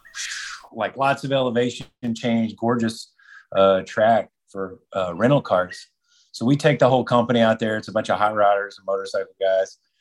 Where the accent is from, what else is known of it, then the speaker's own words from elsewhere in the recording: Texas, United States; That was my home state in Texas